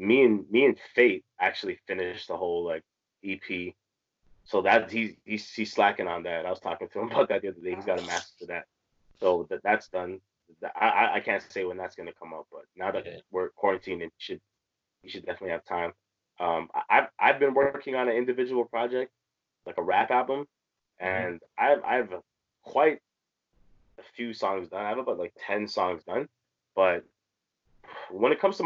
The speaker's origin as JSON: {"language": "English", "town": "Toronto", "region": "Ontario", "country": "Canada", "tie": "born or raised there", "said": "People probably wouldn't assume I was from Toronto because I don't talk like a typical Toronto man, you know. But like there's actually people that in Toronto, I'm not kidding, I'll meet from my childhood"}